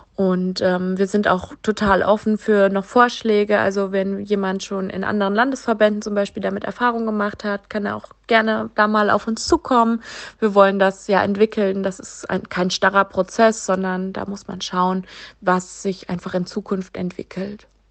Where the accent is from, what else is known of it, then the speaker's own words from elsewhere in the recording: Vogelsberg district, Hesse, Germany; Ich komme aus dem Vogelsbergkreis in Hessen